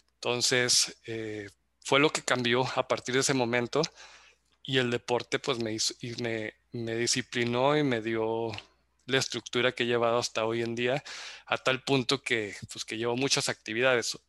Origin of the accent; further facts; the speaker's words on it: Zacatecas, Mexico; moved away as an adult; now in Monterrey, Mexico; soy zacatecano, radicado en Monterrey desde hace 16 años.